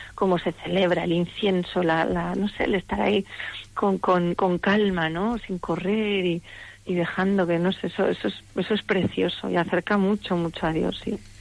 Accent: Navarre, Spain; yo soy navarra, los navarros somos así como secos

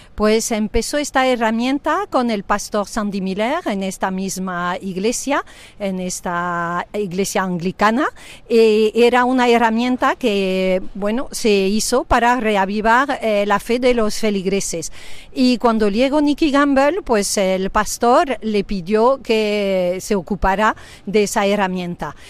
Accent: France; moved away as an adult; now in Spain; soy francesa, pero afincada aquí en España, casado con un español, pues desde 34 años

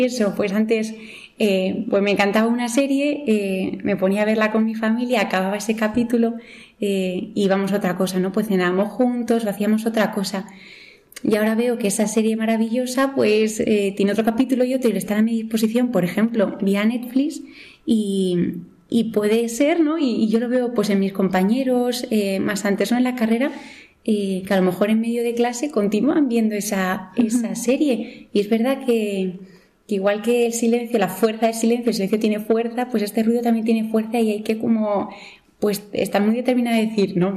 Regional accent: Madrid, Community of Madrid, Spain; yo soy de Madrid.

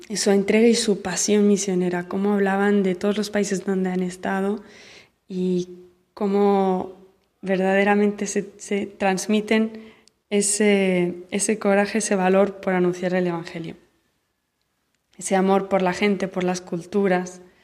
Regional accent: Barcelona, Catalonia, Spain; moved away as an adult; now in Central African Republic; soy de Barcelona

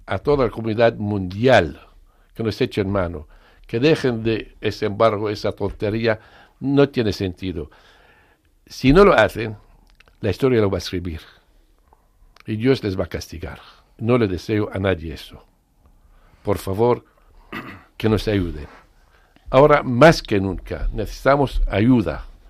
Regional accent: Syria

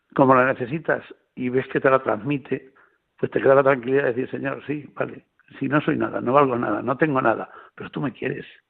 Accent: La Roda, Castilla-La Mancha, Spain; yo soy de La Roda, eh, yo no vivo en Albacete capital, yo vivo en La Roda

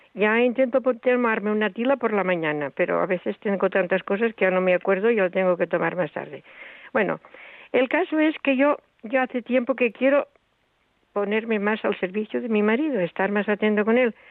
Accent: a village in Tarragona, Catalonia, Spain; soy de un pueblo de Tarragona

